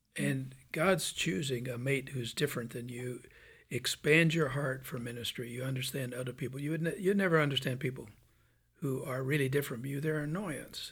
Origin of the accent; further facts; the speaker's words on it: Birmingham, Alabama, United States; I'm from Birmingham, Alabama